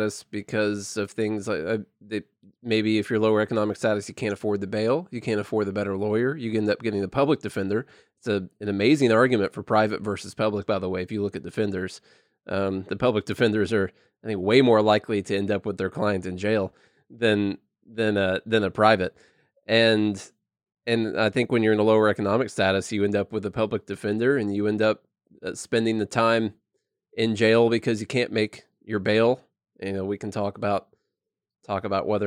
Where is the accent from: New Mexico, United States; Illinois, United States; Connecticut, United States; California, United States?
Illinois, United States; moved away; I'm from Illinois originally